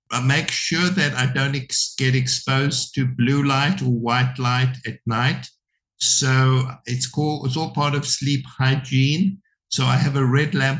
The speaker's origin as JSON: {"language": "English", "country": "South Africa", "tie": "born or raised there", "moved": "yes", "said": "when I was brought up in South Africa, the TV was considered the devil's box."}